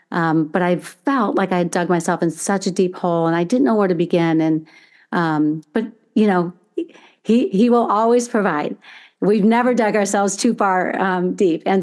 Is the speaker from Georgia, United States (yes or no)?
no; Chicago, Illinois, United States; born there; also born or lived in Indiana; So I was born in Chicago, Illinois, actually. My parents, um, and I have four brothers, and um, with my dad's job, we would move every few years to a different state. And then ultimately, as I was entering high school, we moved to um, Indiana, where I'm now located again.